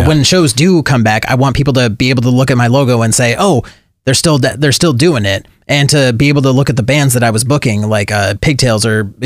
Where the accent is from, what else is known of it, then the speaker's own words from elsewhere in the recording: Olympia, Washington, United States; I remember telling people in South Dakota when I was there, you know, I'm from Olympia, Washington.